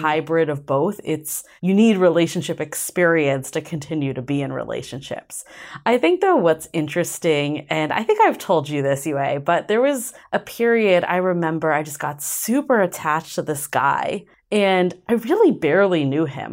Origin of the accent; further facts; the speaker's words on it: Boston, Massachusetts, United States; moved away; growing up in Boston